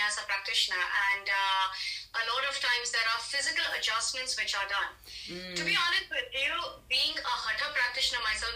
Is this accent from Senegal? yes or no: no; India; I'm Indian